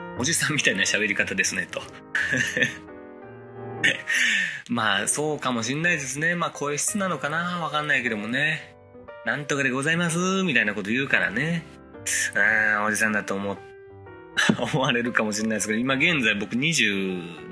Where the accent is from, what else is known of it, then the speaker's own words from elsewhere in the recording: Kansai, Japan; 大阪、地元でね、 大阪地元じゃないけども、ね、地元関西で